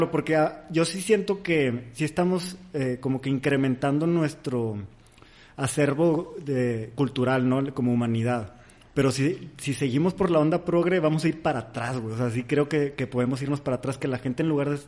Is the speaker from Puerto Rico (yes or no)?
no; Mexico; vengo de México